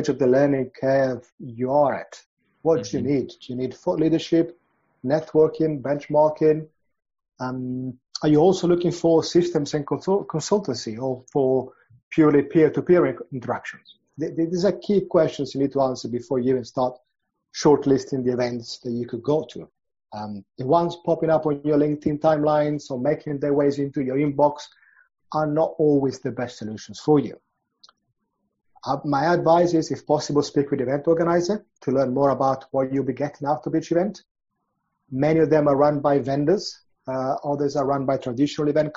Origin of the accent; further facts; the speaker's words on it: Milan, Lombardy, Italy; moved away as an adult; now in London, United Kingdom; I'm originally from Milan and moved from Italy to London after finishing my studies.